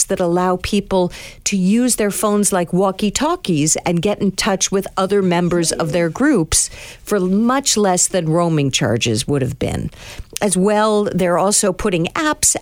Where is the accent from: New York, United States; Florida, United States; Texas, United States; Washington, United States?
New York, United States; I'm from New York